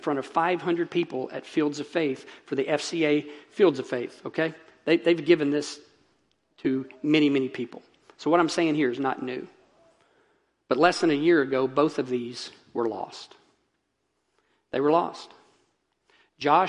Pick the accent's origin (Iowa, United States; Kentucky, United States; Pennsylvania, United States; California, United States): Kentucky, United States; now in Wakulla County, Florida, United States; my home state of Kentucky